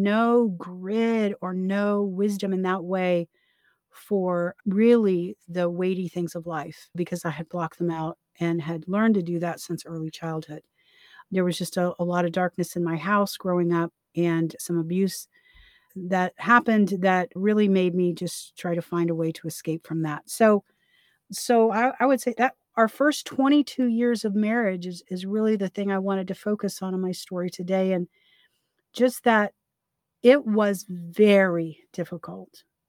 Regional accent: Florida, United States; also born or lived in Key West; I was from Florida

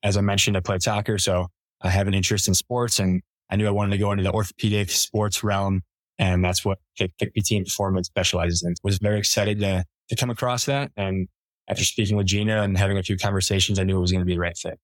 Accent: Rochester, New York, United States; moved away as an adult; now in Colorado, United States; grew up in Rochester, New York.

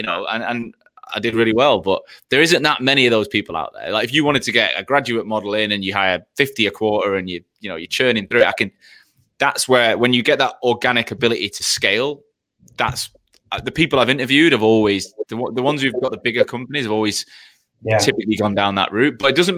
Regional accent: Australia; moved away as an adult; now in London, United Kingdom; Like when I came from Australia to London

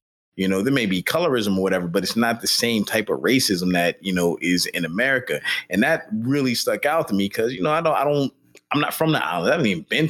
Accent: Pittsburgh, Pennsylvania, United States; growing up in Pittsburgh, you know, Pittsburgh is a very, very like non-diverse city, man.

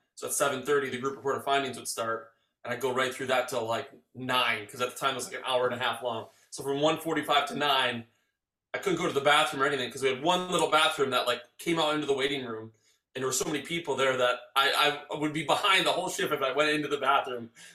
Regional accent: Arbor Vitae, Wisconsin, United States; I grew up in Arbor Vitae.

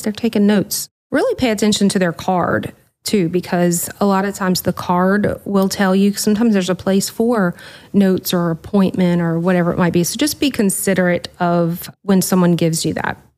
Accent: the South, United States; I'm from the South

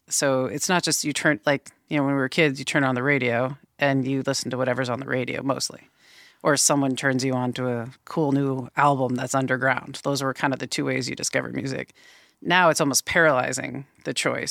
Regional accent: Boston, Massachusetts, United States; also born or lived in Vermont / North Carolina; now in Portland, United States; Originally, uh, born in Boston and kind of lived between Massachusetts and Vermont for most the first like early part of my life. Yeah, I moved out here in about 2008 to Portland

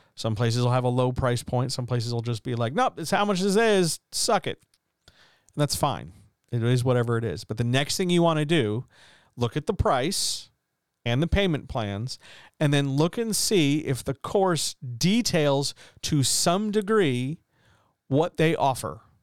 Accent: United States; I'm an American.

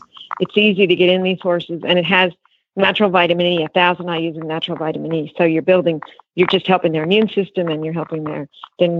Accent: New York, United States; moved away; I grew up in New York

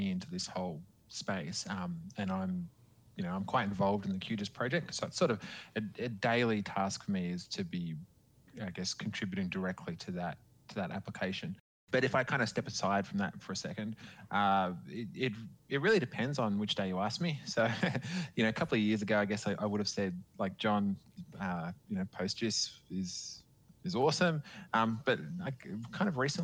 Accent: Queensland, Australia; I'm from Queensland, the kind of sunny part of Australia

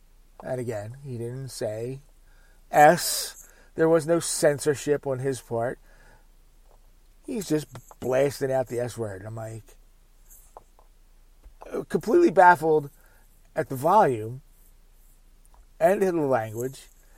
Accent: Philadelphia, Pennsylvania, United States; It's where I grew up in the Philadelphia area. And that's who I root for.

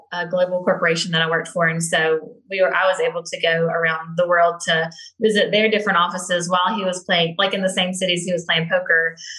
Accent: Grand Bay, Alabama, United States; now in Las Vegas, United States; my family has rental properties. Has always had rental properties in my hometown

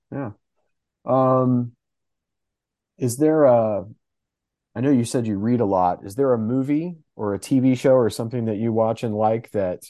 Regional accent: the South, United States; I'm an off, but I'm from the South. So I feel like, you know, it gets hot.

